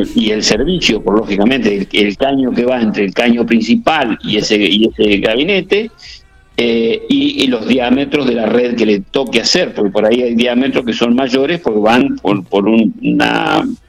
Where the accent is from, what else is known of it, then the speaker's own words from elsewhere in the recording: General Pico, La Pampa, Argentina; moved away; yo nací en Pico, estudié en Pico, o sea que Pico para mí es muy presente